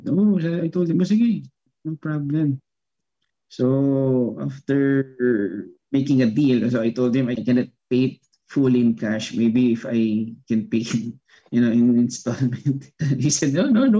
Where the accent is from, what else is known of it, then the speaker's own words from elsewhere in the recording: Philippines; as a Filipino and as a Filipino violinist